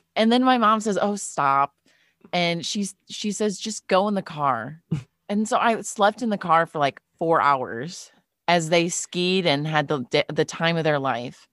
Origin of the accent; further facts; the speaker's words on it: Monroe, Wisconsin, United States; I'm from a town called Monroe, Wisconsin.